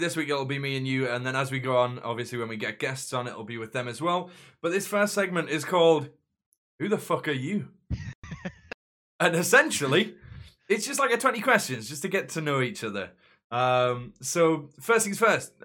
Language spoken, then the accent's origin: English; Newcastle upon Tyne, North East England, United Kingdom; I'm from Newcastle